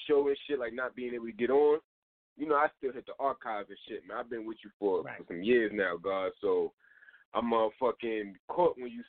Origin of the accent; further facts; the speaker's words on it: New York City, New York, United States; I'm from Queens